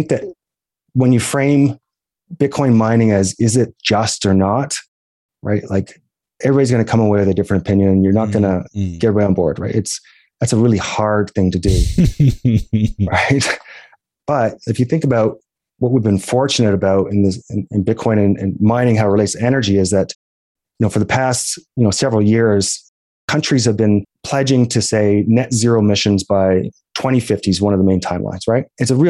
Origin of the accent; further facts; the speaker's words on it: Alberta, Canada; And I think about kind of the idea that I'm from Alberta